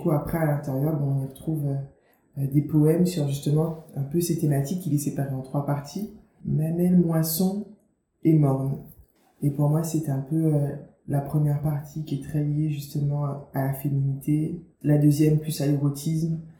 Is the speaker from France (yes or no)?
yes; Guadeloupe, France; Je me définis comme une autrice africaine caribéenne parce que j'ai grandi en Guadeloupe, tu vois, j'ai grandi dans un contexte qui n'est pas euh, qui est différent de celui euh, d'une autrice qui aurait grandi, tu vois, dans un pays en Afrique.